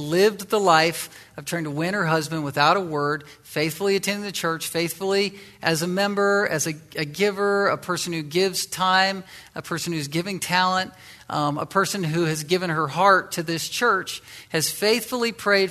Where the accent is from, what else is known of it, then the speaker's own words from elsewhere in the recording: Virginia, United States; the western side of Virginia, my home state